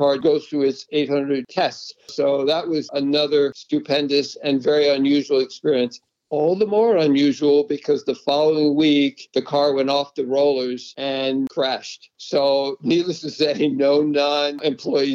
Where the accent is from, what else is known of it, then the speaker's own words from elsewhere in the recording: New England, United States; moved away; I grew up in New England, spent 30 years driving on the snow in winter